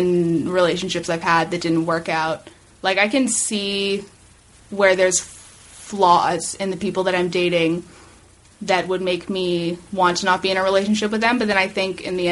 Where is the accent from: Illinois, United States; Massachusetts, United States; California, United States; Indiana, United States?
California, United States; Los Angeles; I have lived here my entire life